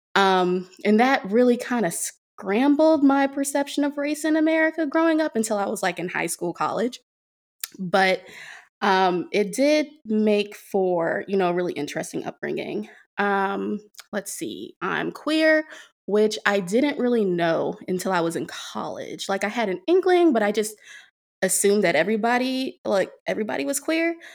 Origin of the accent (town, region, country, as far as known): Prince George's County, Maryland, United States; born or raised there